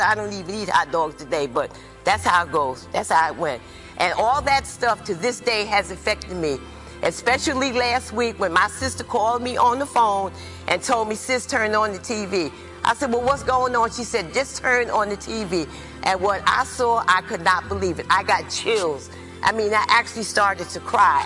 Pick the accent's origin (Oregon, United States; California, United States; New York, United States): New York, United States; also born or lived in North Carolina; I was born in New York. I was raised in the projects in Harlem